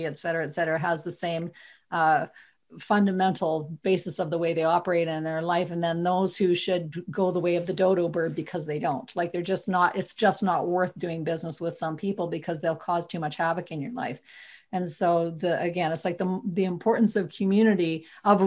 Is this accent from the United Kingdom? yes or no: no; Viking, Alberta, Canada; I'm from Viking, Alberta.